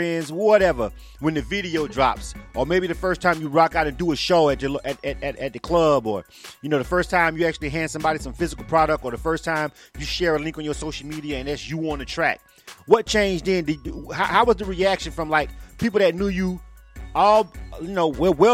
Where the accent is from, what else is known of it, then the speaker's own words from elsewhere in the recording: Panama City, Florida, United States; moved away as an adult; now in Atlanta, United States; I'm actually born and raised in Panama City, Florida